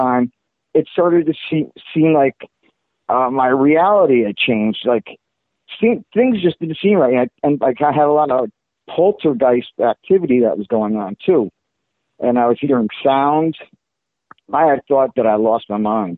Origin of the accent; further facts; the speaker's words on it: South River, New Jersey, United States; moved away as an adult; now in Florida, United States; I was born and raised in Jersey, in South River, New Jersey